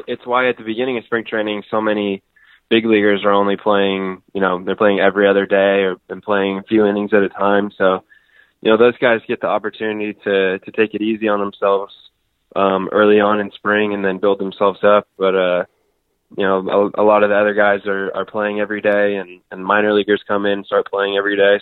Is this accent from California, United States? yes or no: yes; Northern California, United States; I grew up in Northern California